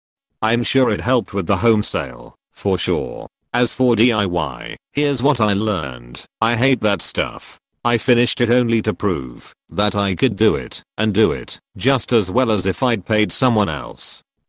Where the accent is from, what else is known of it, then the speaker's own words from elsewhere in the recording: United Kingdom; I'm British, for context. When I was a kid, Saturday nights meant fish and chips in front of the TV, with tea to wash it down.